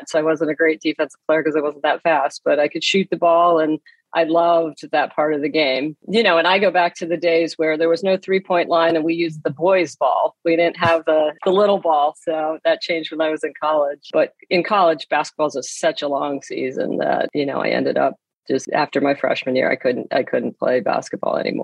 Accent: Erie, Pennsylvania, United States; I grew up in Erie, Pennsylvania

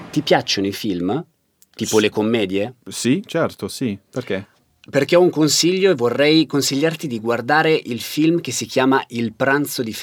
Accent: England, United Kingdom; Italian is a second language; now in Berlin, Germany; sono inglese, eh, ma da gennaio vivo qui a Berlino e lavoro qui a Babel.

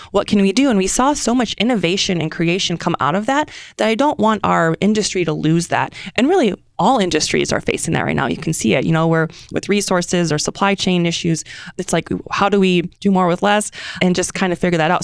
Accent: Detroit, Michigan, United States; moved away as an adult; also born or lived in Hawaii; now in Kansas City, United States; originally I'm from Detroit

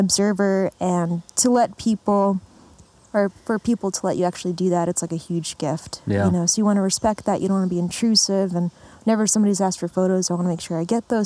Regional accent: Lithuania; moved away; I was born in Lithuania

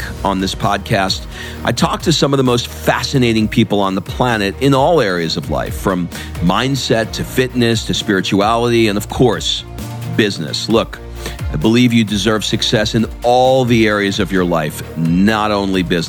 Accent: New York, United States; I grew up in New York

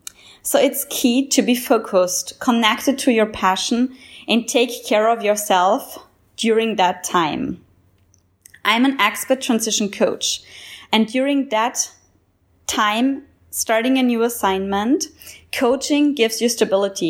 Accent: Austria; also born or lived in Ethiopia; now in Jamaica; I come from the Austrian mountains, moved to Ethiopia, and now I live and work as expat

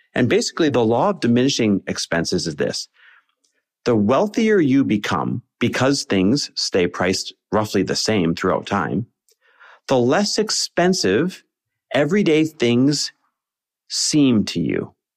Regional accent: Green Bay, Wisconsin, United States; I grew up in Green Bay, Wisconsin

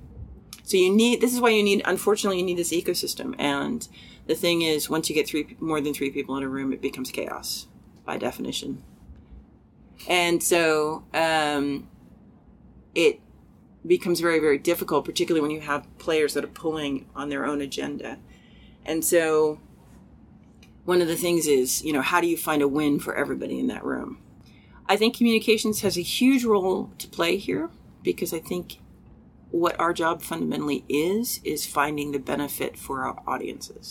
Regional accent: United States; I am American

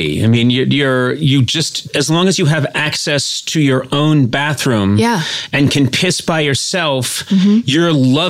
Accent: Ireland; I'm an Irish guy who can't do an Irish accent.

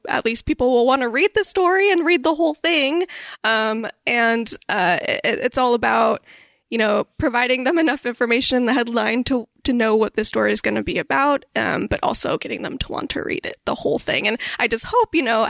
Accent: Maple Valley, Washington, United States; I grew up in Maple Valley

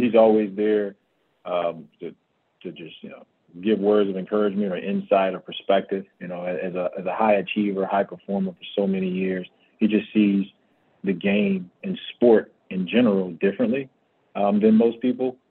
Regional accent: Miami, Florida, United States; moved away as an adult; now in Phoenix, United States; Growing up in Florida, being an ex-football player up until I went to high school, I'm going to the U

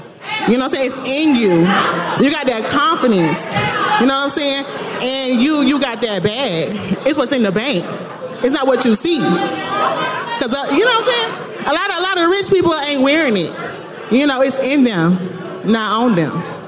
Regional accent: Florida, United States; And I'm from Florida.

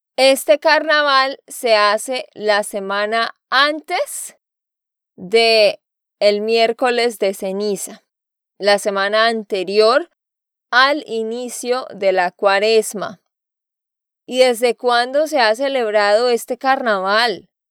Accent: Santander, Colombia; de Santander, Colombia

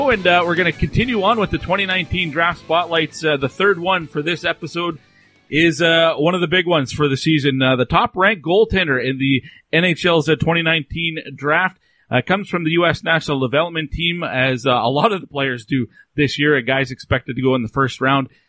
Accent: Darien, Connecticut, United States; So I'm from Darien, Connecticut.

